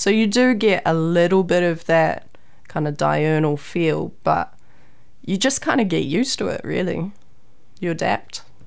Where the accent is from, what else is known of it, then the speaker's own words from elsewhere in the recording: Raglan, Waikato, New Zealand; I grew up in Raglan, Whangaroa